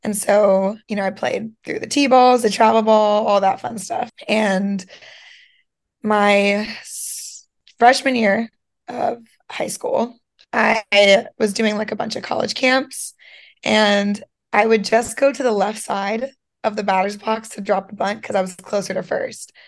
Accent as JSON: {"language": "English", "town": "Schwenksville", "region": "Pennsylvania", "country": "United States", "tie": "born or raised there", "also_born_or_lived": "Georgia", "said": "I am from Pennsylvania. Um, I lived in Georgia for a few years as well, but born, raised mostly Pennsylvania"}